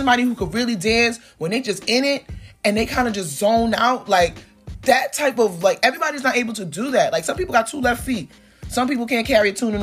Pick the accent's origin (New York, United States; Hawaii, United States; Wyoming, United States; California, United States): New York, United States; New York City; also born or lived in Crown Heights, Brooklyn; I'm from Flatbush